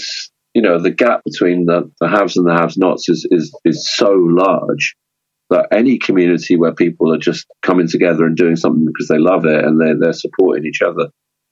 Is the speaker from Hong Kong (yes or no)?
no; London, United Kingdom; moved away as an adult; now in Brighton, United Kingdom; growing up in London, in the punk scene